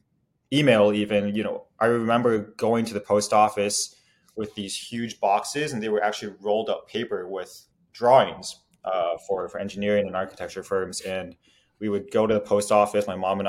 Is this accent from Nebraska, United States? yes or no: yes; Omaha, Nebraska, United States; I grew up in Omaha, Nebraska